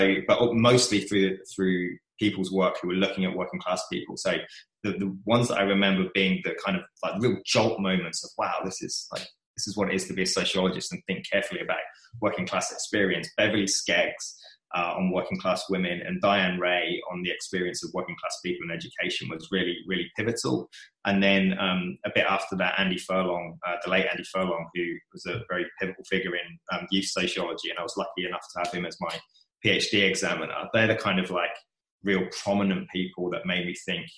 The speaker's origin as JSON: {"language": "English", "area": "Kent", "region": "South East England", "country": "United Kingdom", "tie": "born or raised there", "moved": "as an adult", "lives_now": "Melbourne, Australia"}